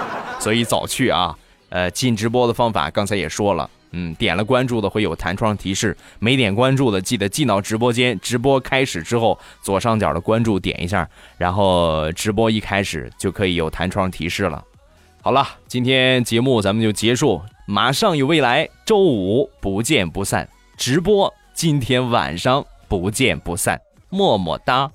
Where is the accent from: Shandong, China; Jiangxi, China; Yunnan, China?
Shandong, China; 我们山东啊方言